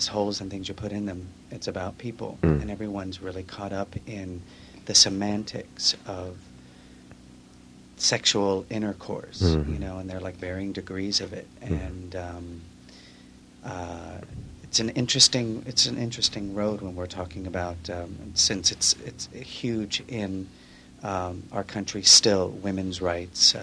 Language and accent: English; New York, United States; now in California, United States; I am originally from New York, but reside in California as well.